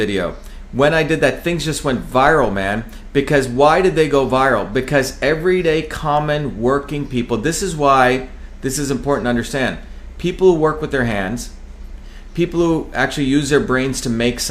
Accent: New Jersey, United States; a street kid, you know, growing up in New Jersey with all my chops

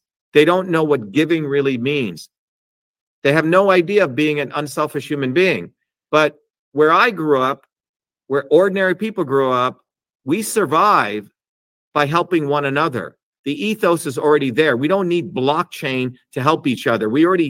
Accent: India; when I was growing up in India, I should find that picture.

